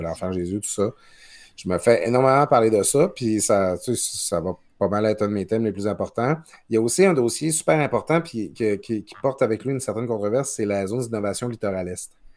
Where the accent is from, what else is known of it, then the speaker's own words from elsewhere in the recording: Quebec, Canada; now in Quebec City, Canada; je viens du Lac-Saint-Jean. Je, dis souvent, moi, mon père avait, avait l'usine du village